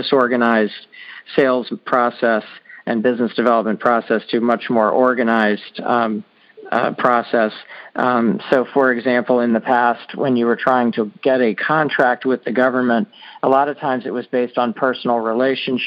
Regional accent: Annapolis, Maryland, United States; I grew up in Annapolis, Maryland

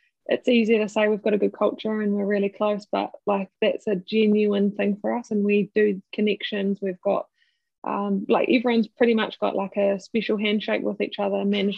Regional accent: Kimbolton, Manawatū-Whanganui, New Zealand; I obviously grew up in a really small rural town of Kimbolton in the Manawatū

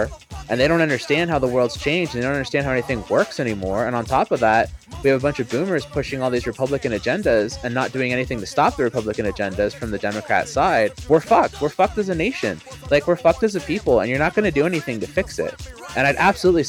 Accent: Canada; now in United States; As a Canadian

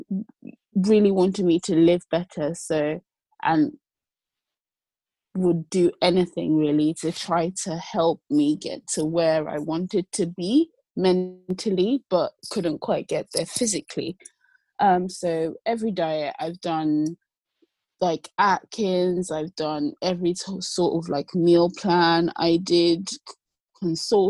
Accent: Nigeria; also born or lived in London / Lagos; I sort of hybridly living between London and Lagos, Nigeria. I'm Nigerian

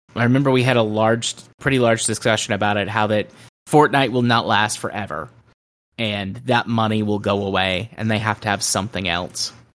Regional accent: the South, United States; I'm from the South

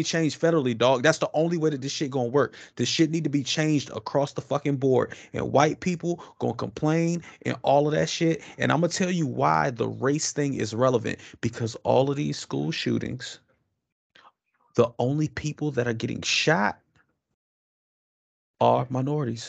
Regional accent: Washington, District of Columbia, United States; moved away as an adult; I'm from Washington D.C. Northeast, 21st Street. That's where I'm from

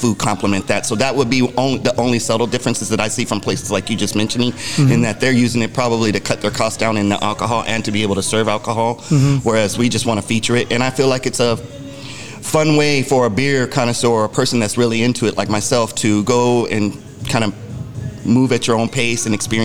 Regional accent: Arizona, United States; I'm from Arizona, born and raised

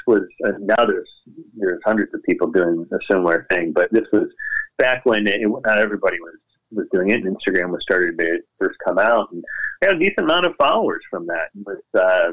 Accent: Indiana, United States; where I was born in Indiana

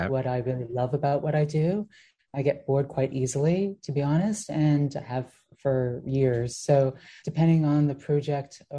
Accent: Greece; I grew up in Greece and I had an aunt called Rita

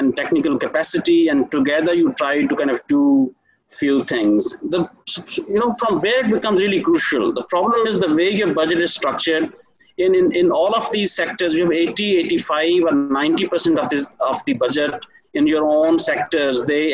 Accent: Pakistan; as Pakistani citizens

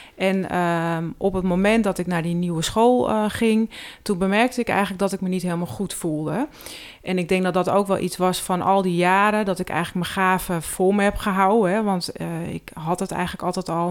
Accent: Hoogwoud, North Holland, Netherlands; also born or lived in Heiloo; Ik ben geboren in Hoogwoud.

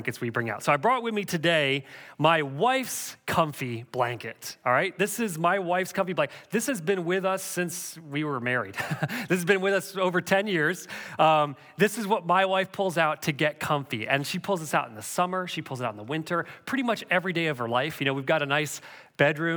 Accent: Canada; Growing up in Canada, we had a big wood-burning, pot-belly stove

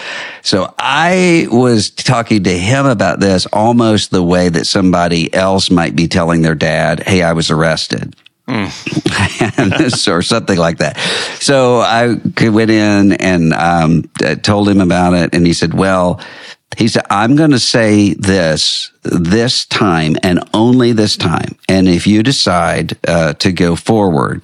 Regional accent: Biloxi, Mississippi, United States; my hometown in Biloxi

